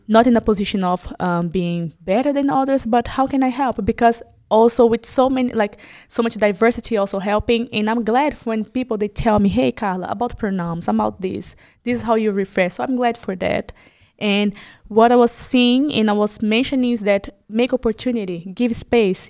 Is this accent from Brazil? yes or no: yes; Brazil; moved away as an adult; now in Germany; I'm Brazilian